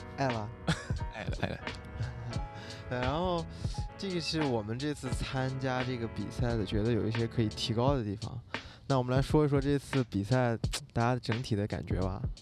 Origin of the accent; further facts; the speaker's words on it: Xinjiang, China; 我作为一个新疆人